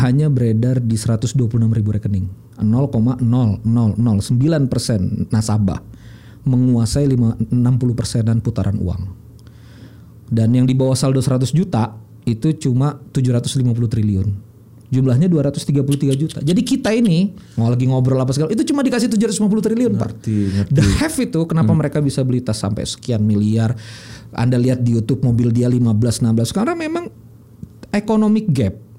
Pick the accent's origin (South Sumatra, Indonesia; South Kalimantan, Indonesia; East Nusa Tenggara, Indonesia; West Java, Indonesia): South Kalimantan, Indonesia; Banjar; saya orang Banjar